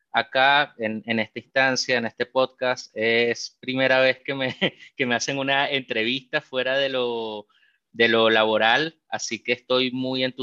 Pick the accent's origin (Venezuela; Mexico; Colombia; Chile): Venezuela; porque como bien dijiste, yo soy venezolano, así que me siento como, como en casa ya que estamos entre, personas del mismo país acá